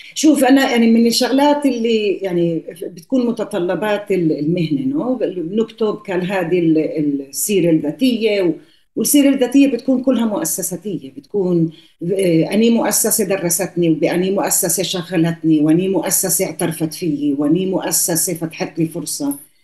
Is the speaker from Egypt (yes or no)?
no; Palestine; moved away; also born or lived in Colombia; احنا واحنا صغار في كولومبيا المرحومين إيه، امي وابوي كانوا يحكوا معنا عربي في الدار